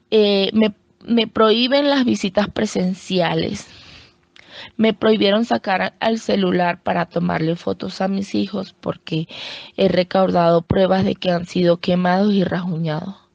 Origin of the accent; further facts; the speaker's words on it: Venezuela; now in Colombia; somos muchas madres venezolanas que tenemos esta misma situación. No tenemos leyes como madres venezolanas aquí en Colombia que nos ayuden